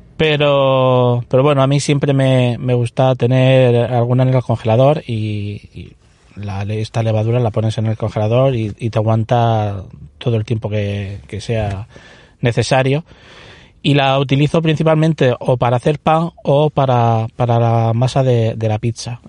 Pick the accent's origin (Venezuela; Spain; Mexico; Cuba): Spain; Alhama de Murcia, Region of Murcia; now in Molina de Segura, Spain; soy de Alama